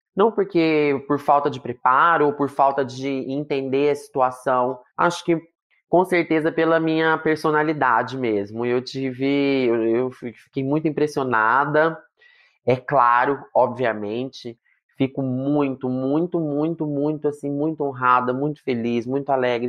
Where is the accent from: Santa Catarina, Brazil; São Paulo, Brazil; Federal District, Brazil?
São Paulo, Brazil; Marília; also born or lived in Londrina; Eu sou de Marília, hoje em dia moro em Marília de novo